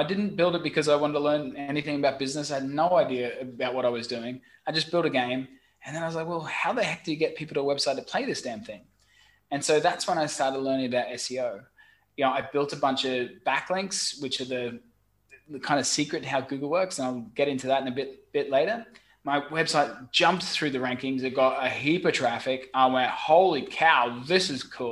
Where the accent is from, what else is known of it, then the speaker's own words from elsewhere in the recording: Brisbane, Queensland, Australia; moved away as an adult; also born or lived in London / Saigon, Vietnam; now in Ho Chi Minh City, Vietnam; I'm originally from Brisbane, Australia, and I studied software engineering.